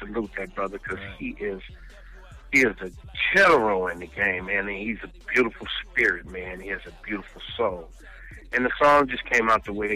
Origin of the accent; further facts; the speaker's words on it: West Coast, United States; also born or lived in South Bronx, New York; I was born in South Bronx, but moved to the West Coast when I was like 3 years old